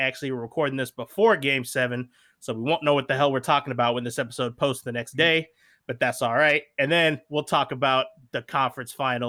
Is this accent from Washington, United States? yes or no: yes; Seattle, Washington, United States; I am from Seattle